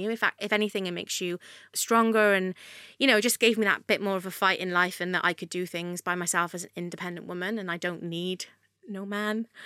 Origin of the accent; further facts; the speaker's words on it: Wales, United Kingdom; Oh, there was everything there that I guess is in London, just on a smaller scale.